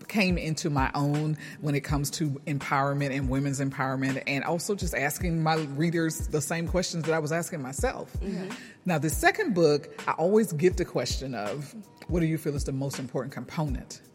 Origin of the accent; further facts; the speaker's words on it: Houston, Texas, United States; from Houston, Texas